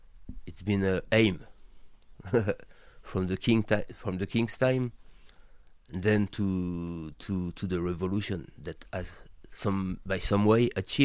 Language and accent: English; Tours, Centre-Val de Loire, France; English is a second language; It means living in a small city, which is about 400,000 people, with a quite very historical environment